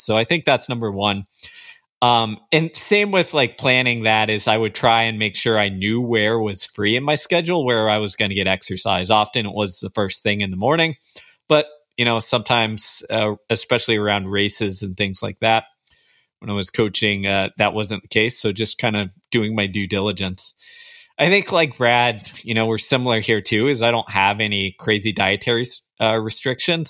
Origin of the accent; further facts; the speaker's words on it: Houston, Texas, United States; I grew up in Houston, Texas.